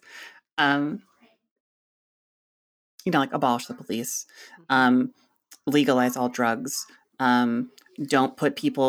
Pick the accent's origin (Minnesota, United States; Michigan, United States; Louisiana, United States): Minnesota, United States; So I grew up mainly in Minnesota, and my parents, we were very suburban kind of culture there.